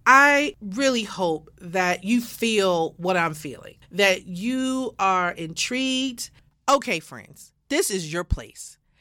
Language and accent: English; Baltimore, Maryland, United States; now in Atlanta, United States; born and raised in Baltimore, Maryland